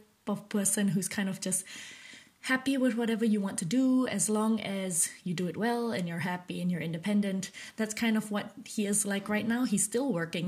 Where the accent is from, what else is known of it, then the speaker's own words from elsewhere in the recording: Malaysia; I'm currently a Malaysian woman in her late 20s.